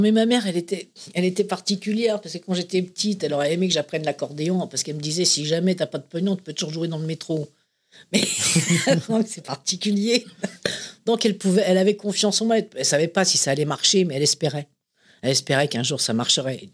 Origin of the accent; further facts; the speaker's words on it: Paris, Île-de-France, France; also born or lived in Saint-Ouen; Je suis né Clinique Marie-Louise, qui était euh, dans le 9e, à côté de là où est né Johnny Hallyday, un peu plus tôt, que moi, euh, Et, j'ai grandi entre, dans le 9e, c'était dans le 9e, puis après dans, à Saint-Ouen, puis après dans le 10e